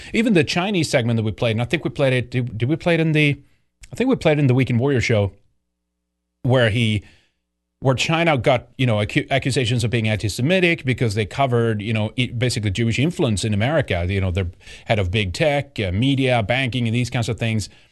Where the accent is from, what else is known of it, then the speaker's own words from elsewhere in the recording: Sweden; moved away; growing up in Sweden